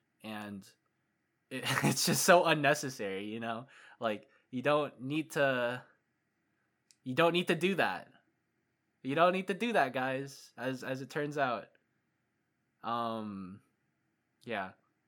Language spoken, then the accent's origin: English; Minnesota, United States; born there; now in Washington, United States; I was born in Minnesota and I came over to Washington.